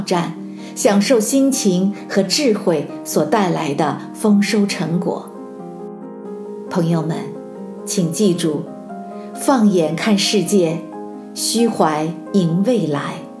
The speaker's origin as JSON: {"language": "Chinese", "country": "China", "said": "我们中国人"}